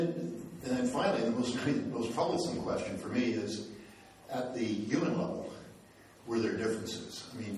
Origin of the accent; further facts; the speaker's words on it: Netherlands; I was born in the Netherlands and my parents lived through the war in the Netherlands